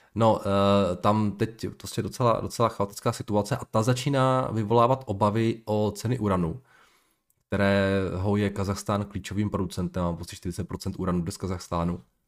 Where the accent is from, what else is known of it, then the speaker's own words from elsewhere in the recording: Moravian Slovakia, Slovácko, Czechia; já jsem chlapec ze Slovácka, já to mám do Trenčína, nebo měl jsem to do Trenčína. Ne za kopcem